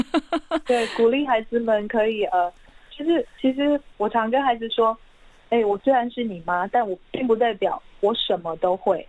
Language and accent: Chinese; Linluo, Pingtung County, Taiwan; first language Hakka; Chinese is a second language; now in Taipei, Taiwan; 我是屏东林洛乡的客家人，我从小在，我从五岁开始就在客家村长大